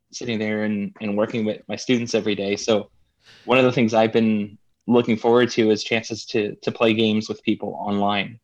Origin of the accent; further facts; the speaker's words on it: New Jersey, United States; I'm from New Jersey